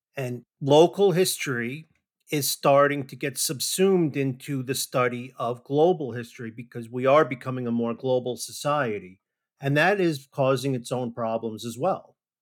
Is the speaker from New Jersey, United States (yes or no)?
yes; New Jersey, United States; now in Georgia, United States; I grew up in New Jersey